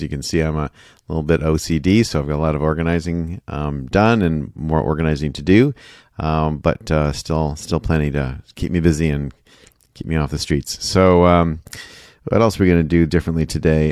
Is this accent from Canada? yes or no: yes; Canada; moved away as an adult; now in United States; I grew up in Canada